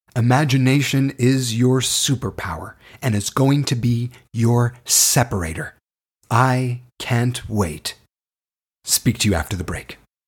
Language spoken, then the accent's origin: English; Toronto, Ontario, Canada; I was born and raised in Toronto, Canada.